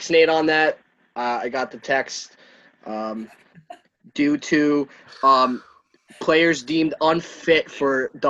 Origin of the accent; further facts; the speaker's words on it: Long Island, New York, United States; I was born and raised on Long Island.